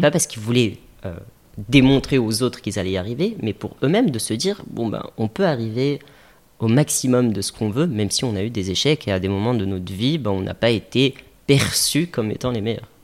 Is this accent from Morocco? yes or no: yes; Casablanca, Casablanca-Settat, Morocco; j'ai grandi à Casa effectivement. Euh, on s'est installé à Casa avec ma famille. J'avais l'âge de 6 ans. j'ai grandi ici